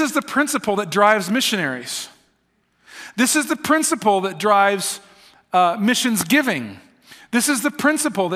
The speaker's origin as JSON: {"language": "English", "country": "United States", "also_born_or_lived": "Kansas", "moved": "as an adult", "said": "I'm an American"}